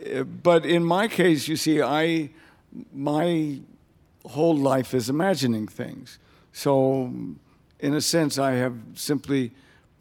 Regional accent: United States; I am an American writer

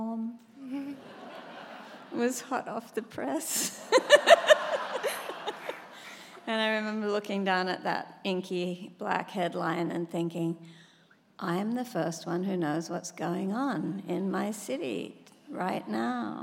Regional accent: Sydney, New South Wales, Australia; my dad worked as a proofreader on the local paper in my hometown, Sydney, Australia.

